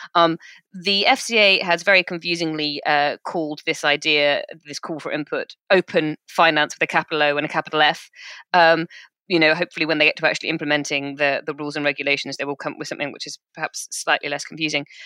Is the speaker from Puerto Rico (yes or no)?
no; United Kingdom; We're British.